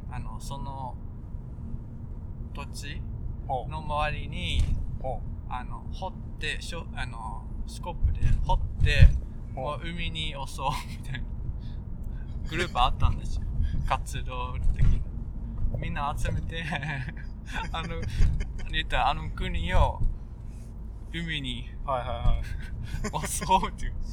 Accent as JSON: {"language": "Japanese", "region": "Kansai", "country": "Japan", "tie": "born there", "said": "多分まあ、関西生まれの人として、うん、その東京弁とかもちょっとなんか冷たく感じると思うんですね"}